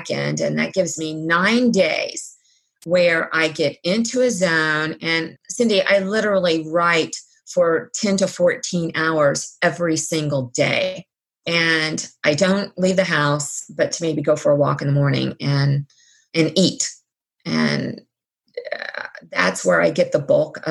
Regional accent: Cincinnati, Ohio, United States; When I was born in Cincinnati, I was the fifth generation

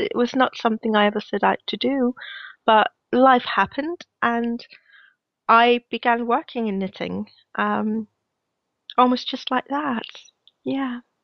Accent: Denmark; now in Glasgow, United Kingdom; I am based in Glasgow, in Scotland, but I'm originally from Denmark, hence my slightly weird accent.

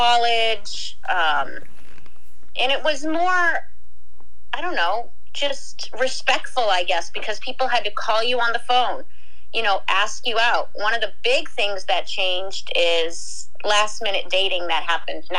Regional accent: Boston, Massachusetts, United States; I'm from Boston

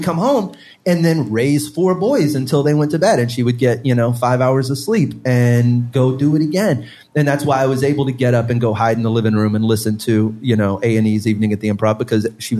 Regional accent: Beaumont, Texas, United States; also born or lived in Orange; we moved to Beaumont from Orange, and my mom proceeded to raise four boys as a single parent

